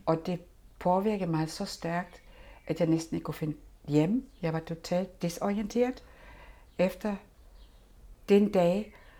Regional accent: Germany; now in Denmark; jeg har selvfølgelig min egen historie som tysker

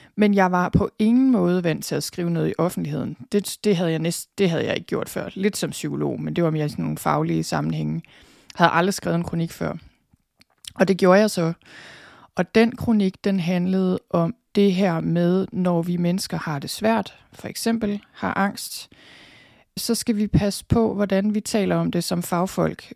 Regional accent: Denmark; den måde, vi har det på som danskere

